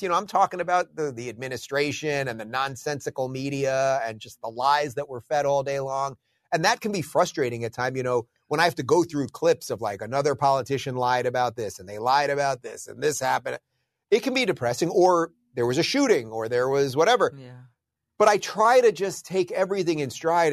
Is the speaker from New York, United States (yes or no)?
yes; New York, United States; moved away as an adult; also born or lived in Los Angeles; now in Florida, United States; I'm originally a New Yorker.